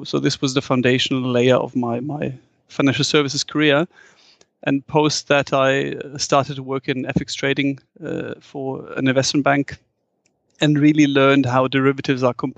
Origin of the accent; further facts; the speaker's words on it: Frankfurt, Hesse, Germany; English is a second language; I'm born and raised in Frankfurt, and Frankfurt is one of the few European cities with a big skyline.